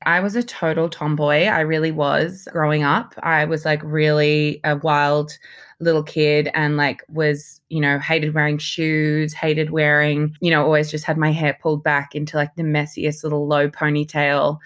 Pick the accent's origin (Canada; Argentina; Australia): Australia; Sydney, New South Wales; moved away as an adult; also born or lived in Papua New Guinea / New York / London / Los Angeles; growing up in Sydney as a young girl, I can definitely see, like, when I look back at pictures, you know, I grew up in Southlandshire